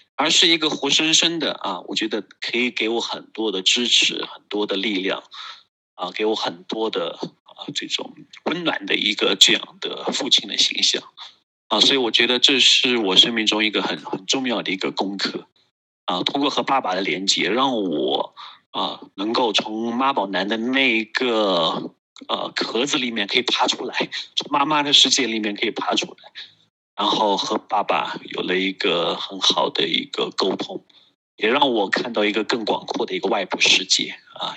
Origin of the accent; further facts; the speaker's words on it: Kunming, Yunnan, China; 我是来自于云南昆明，啊，我现在从事个人成长和家庭教育的工作